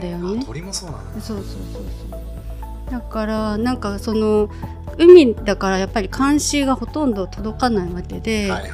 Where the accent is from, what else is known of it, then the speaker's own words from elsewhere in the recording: Akita, Japan; now in Ishigaki, Japan; 私が秋田出身